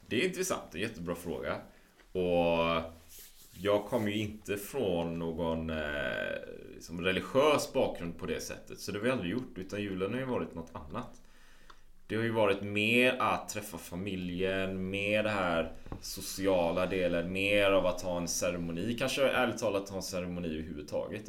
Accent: Sweden; hemma i Sverige

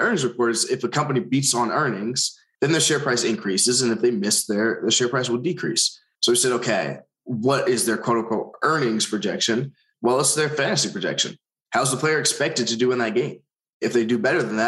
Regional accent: Long Island, New York, United States; I'm from Long Island

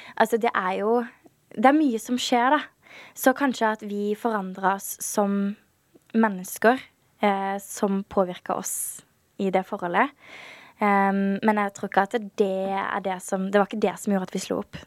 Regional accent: Birkeland, Agder, Norway; accent: Sørlandet dialect; also born or lived in Kristiansand / Lillesand; Jeg vokste opp på et veldig lite sted som heter Birkeland. Det er 30 minutter unna Kristiansand.

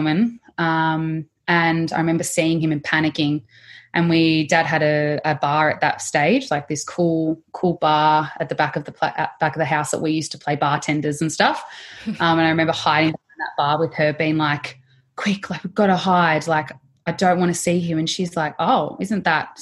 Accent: Melbourne, Victoria, Australia; also born or lived in Mornington Peninsula; Melbourne girl, living Mornington Peninsula area

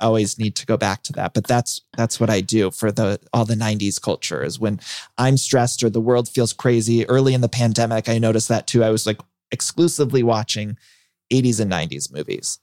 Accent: Ohio, United States; I grew up in Ohio

